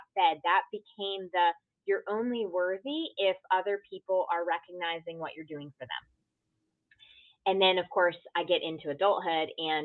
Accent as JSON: {"language": "English", "region": "Connecticut", "country": "United States", "tie": "born or raised there", "said": "grew up in a small town in Connecticut. So, you know, growing up as an Indian girl in a predominantly white town"}